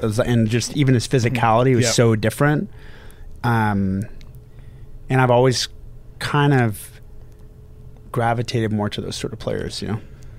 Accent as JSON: {"language": "English", "town": "Houston", "region": "Texas", "country": "United States", "tie": "born or raised there", "also_born_or_lived": "Northern California", "said": "I was born in Northern California, moved to Houston at five. And so I grew up in Houston, kind of the height of the Olajuwon years in Houston."}